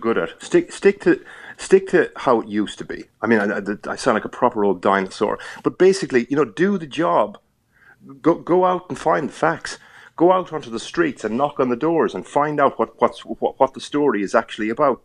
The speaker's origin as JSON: {"language": "English", "country": "Ireland", "accent": "Irish", "moved": "as an adult", "lives_now": "United Kingdom"}